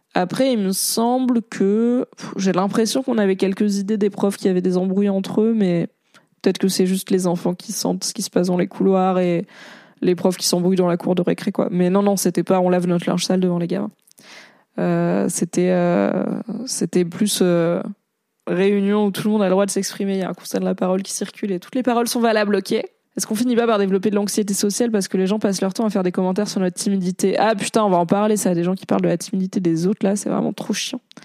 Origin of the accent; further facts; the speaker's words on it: Valence, Auvergne-Rhône-Alpes, France; Il y avait à Valence, dans la Drôme, là où j'ai grandi